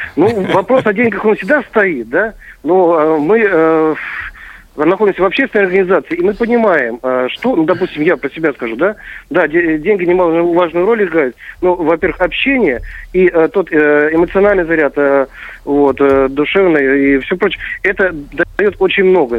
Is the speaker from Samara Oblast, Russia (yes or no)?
no; Kursk Oblast, Russia; для нашего региона Курского